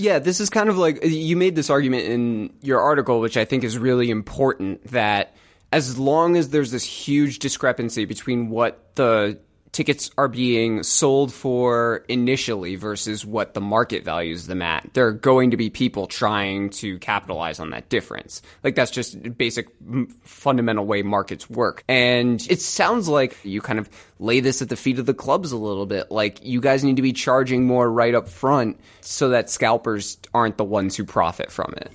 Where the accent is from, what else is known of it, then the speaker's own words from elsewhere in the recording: United States; as an American